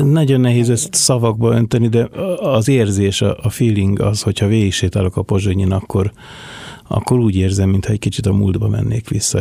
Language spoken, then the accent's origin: Hungarian; Budapest, Hungary; also born or lived in Buda / Rákospalota / Angyalföld; én ott születtem